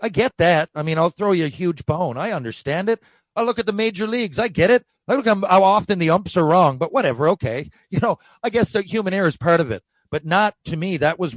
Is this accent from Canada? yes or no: yes; Canada; I'm Canadian